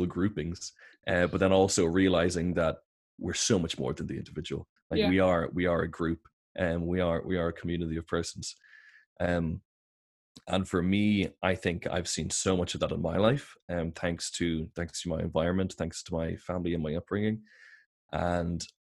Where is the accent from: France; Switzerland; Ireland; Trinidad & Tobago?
Ireland; we're Irish, we're European, we're Westerners